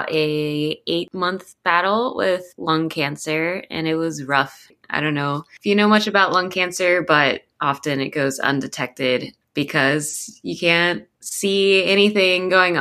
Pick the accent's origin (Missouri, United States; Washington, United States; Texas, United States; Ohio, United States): Ohio, United States; Columbus; moved away as an adult; also born or lived in Cincinnati, Ohio / Taiwan; now in Portland, United States; I was born and raised in Columbus, Ohio. I lived there from age zero until I was 25.